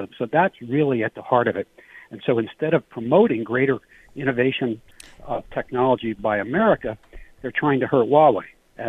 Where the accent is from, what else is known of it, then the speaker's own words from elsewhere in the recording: United States; I, as an American